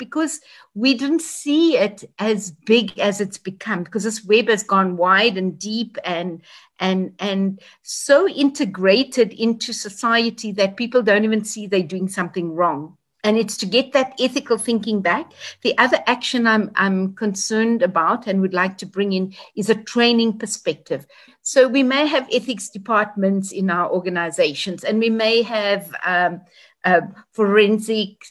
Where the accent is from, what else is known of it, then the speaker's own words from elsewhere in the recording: South Africa; all South Africans. It's our country